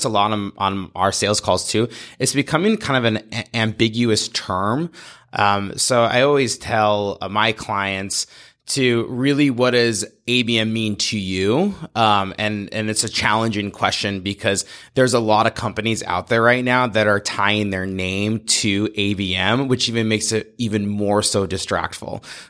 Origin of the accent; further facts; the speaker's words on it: Montana, United States; now in Portland, United States; I come from Montana. I went to school at the University of Montana and came to Portland on an internship